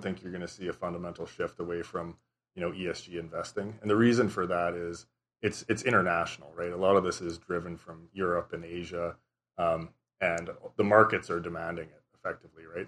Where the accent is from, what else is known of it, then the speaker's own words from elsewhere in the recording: Southern Saskatchewan, Canada; I grew up in Southern Saskatchewan.